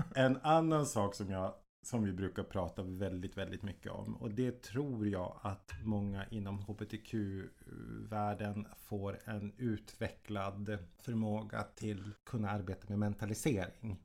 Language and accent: Swedish; Jokkmokk, Norrbotten County, Sweden; moved away; also born or lived in Stockholm; Jag är född och uppvuxen i Jokkmokk uppe i svenska Lappland